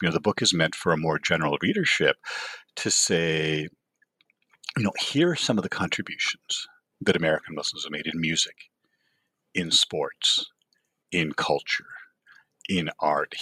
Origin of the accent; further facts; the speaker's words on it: Canada; moved away as an adult; also born or lived in Toronto; now in Los Angeles, United States; I grew up in Canada